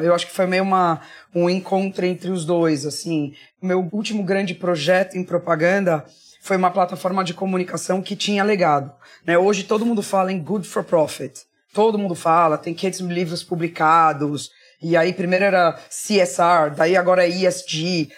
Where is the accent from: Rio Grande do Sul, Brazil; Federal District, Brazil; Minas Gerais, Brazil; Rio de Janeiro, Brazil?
Minas Gerais, Brazil; Barbacena; moved away; also born or lived in United States / Spain / England / São Paulo; quando eu era criança pequena lá em Barbacena